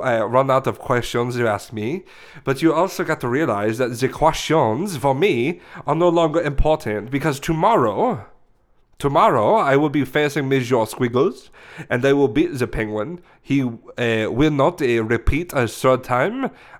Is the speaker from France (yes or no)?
yes; France; English is a second language; But I'm saying it in the French language. You know, I am from France.